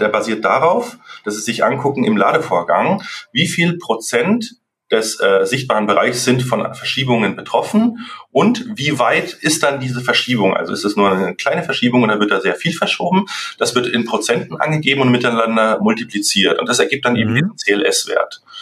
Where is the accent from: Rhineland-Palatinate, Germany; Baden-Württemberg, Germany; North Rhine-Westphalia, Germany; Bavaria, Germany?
Bavaria, Germany; Munich; moved away as an adult; now in Franconia, Germany; ich bin ursprünglich aus München, aber jetzt seit sechs Jahren im schönen äh, ja, Franken gelandet